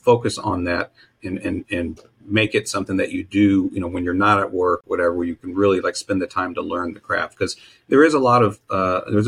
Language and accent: English; Texas, United States; I grew up in Texas